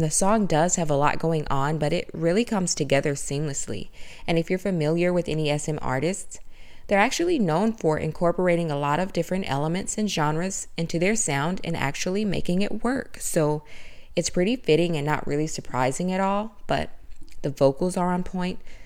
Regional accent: the South, United States; I'm from the South. I grew up in a small town in the South

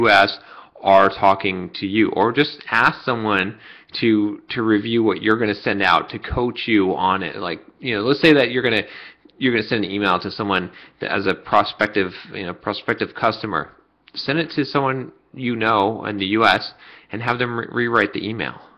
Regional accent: United States; I was born and raised in the United States

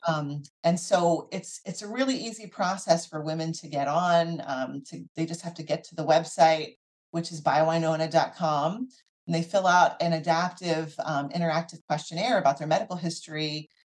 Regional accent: Philadelphia, Pennsylvania, United States; So I grew up in the Philadelphia area

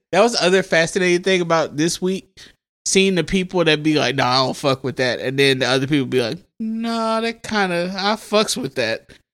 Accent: Mississippi, United States; my home state, uh, Down South Blues, The Sip

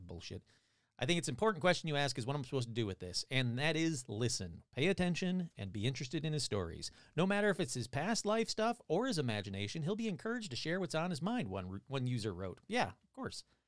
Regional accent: Michigan, United States; now in California, United States; I'm from Michigan

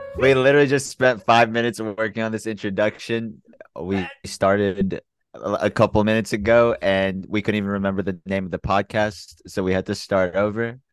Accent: Memphis, Tennessee, United States; also born or lived in Chicago / San Antonio / Jacksonville, Florida / Birmingham; I'm from Memphis, Tennessee. Um, I lived in Memphis since I was two. I was born in Chicago bef-, before

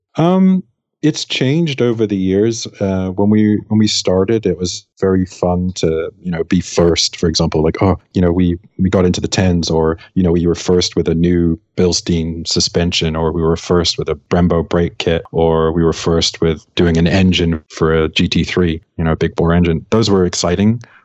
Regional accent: England, United Kingdom; I'm from England

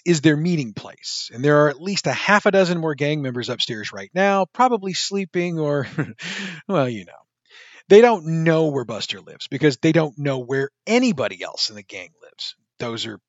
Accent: St. Louis, Missouri, United States; I'm from the St. Louis area, and I actually still live in the St. Louis area.

